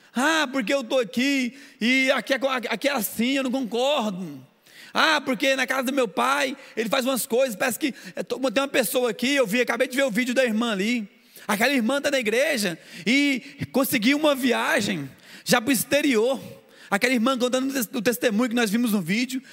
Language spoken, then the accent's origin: Portuguese; Goiânia, Goiás, Brazil; now in Rio de Janeiro, Brazil; que eu sou de Goiânia eu estou no Rio de Janeiro, mas eu sou lá, eu sou, nasci em Goiânia